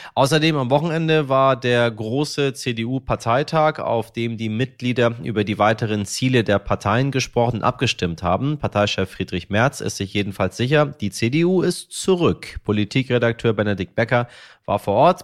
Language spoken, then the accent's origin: German; Hamburg, Germany; als Hamburger